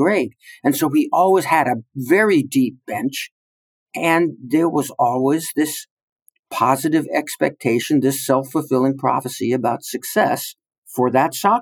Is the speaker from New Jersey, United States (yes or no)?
yes; New Jersey, United States; now in West Point, United States; I'm a refugee from the state of New Jersey.